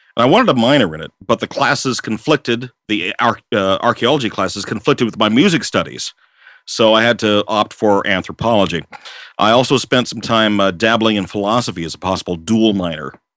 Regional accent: Washington, United States; also born or lived in Seattle / Port Orchard / Kennewick / Vancouver; lifelong resident of Washington State, I was born in Seattle, uh, and I grew up in uh, Seattle, uh, Port Orchard, Kennewick, Vancouver, uh, Kent, and then later Auburn.

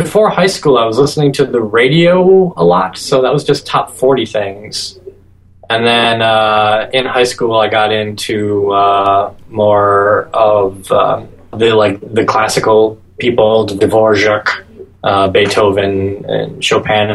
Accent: Green Bay, Wisconsin, United States; I grew up in around Green Bay, Wisconsin.

